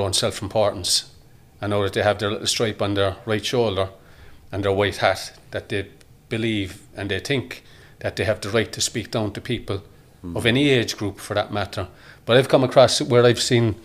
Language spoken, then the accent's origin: English; Ireland; us as Irish people